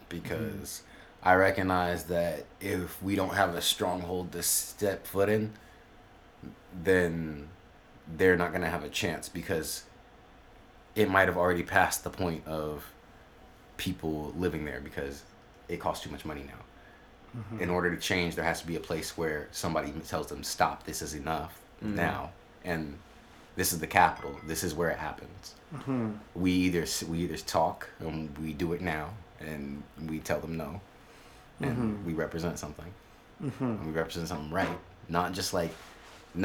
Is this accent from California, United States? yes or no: yes; Sacramento, California, United States; I am from Sacramento.